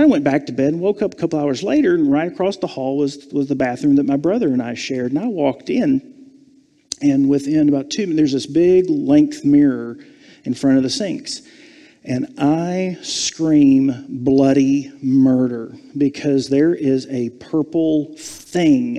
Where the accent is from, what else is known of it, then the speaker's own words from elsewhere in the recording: Savannah, Georgia, United States; I was born and raised in Savannah, Georgia